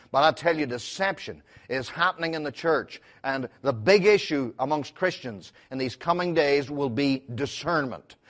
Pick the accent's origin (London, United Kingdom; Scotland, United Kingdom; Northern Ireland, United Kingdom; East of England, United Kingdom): Northern Ireland, United Kingdom; Belfast; I'm from Belfast